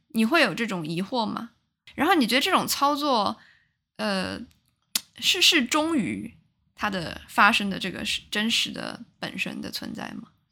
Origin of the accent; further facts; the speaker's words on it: China; 作为嗯中国人，然后我也是一个工业小城长大的